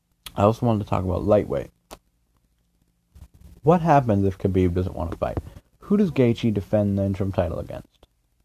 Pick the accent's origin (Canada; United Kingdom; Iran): Canada; I'm Canadian.